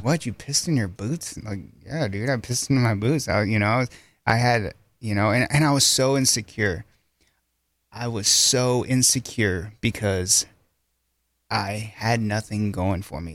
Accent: Centerpoint, United States; moved away as an adult; I grew up in Centerpoint

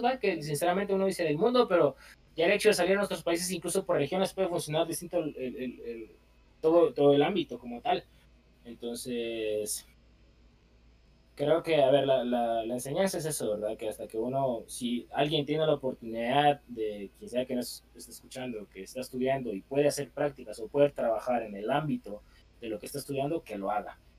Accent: Guatemala

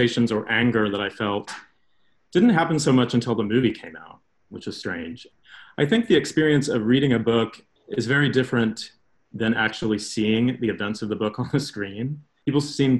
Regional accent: Midwest, United States; my experience growing up in the Midwest

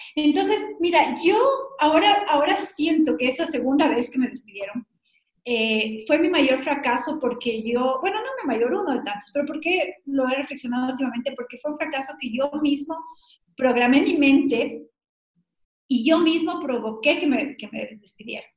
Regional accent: Ecuador; he sido la única latinoamericana y la única ecuatoriana

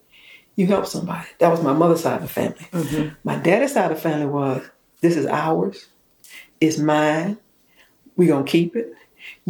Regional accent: South Carolina, United States; growing up in South Carolina

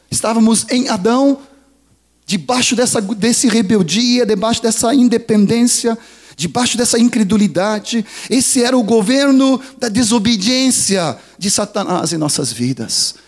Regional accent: Sweden; now in Brazil; Eu sou sueco

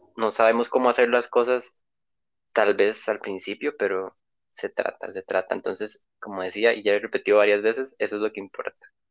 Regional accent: Costa Rica; soy de Costa Rica

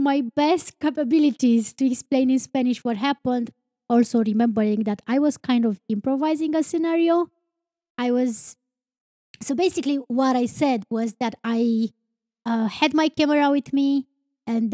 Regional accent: Romania; I'm not from United States. And he's like, where are you from? And I'm like, Romania

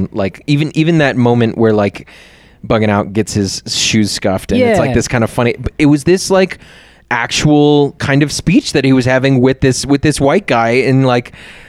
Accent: Brooklyn, New York, United States; born there; I was born in Brooklyn.

